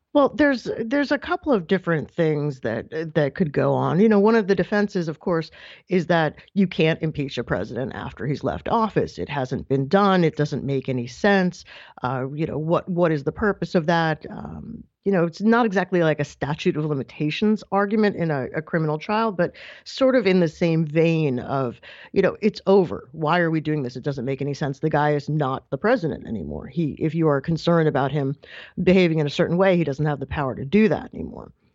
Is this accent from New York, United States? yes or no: yes; New York, United States; also born or lived in Massachusetts; I'm, I'm from New York